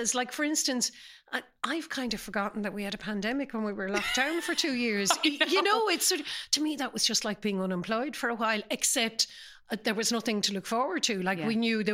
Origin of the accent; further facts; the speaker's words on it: Galway, Connacht, Ireland; also born or lived in Sligo; I grew up in the 60s in Galway, even though my family are all from Sligo and I was born there. But I grew up in Galway